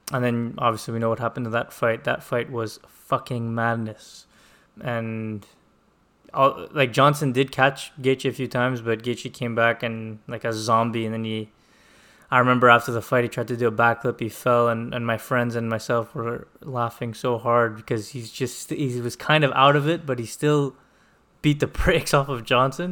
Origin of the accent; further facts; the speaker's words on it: Montreal, Quebec, Canada; I am from Montreal